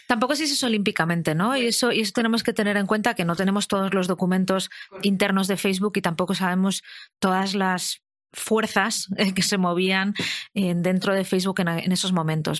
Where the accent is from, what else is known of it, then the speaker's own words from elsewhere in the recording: Madrid, Community of Madrid, Spain; soy una madrileña de 38 años